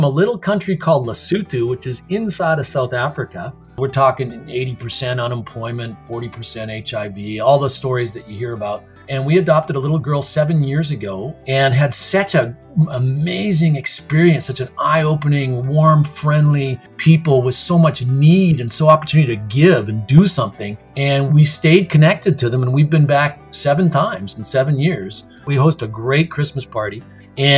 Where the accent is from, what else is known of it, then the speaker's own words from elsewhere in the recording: Canada; what makes Canadians different? You know, why are we